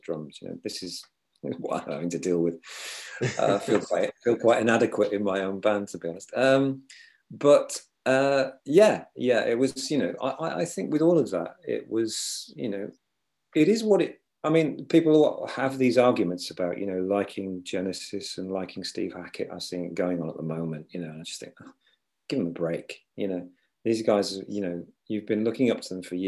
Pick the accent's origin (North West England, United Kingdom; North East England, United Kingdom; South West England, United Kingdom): North West England, United Kingdom; Liverpool; I'm from Liverpool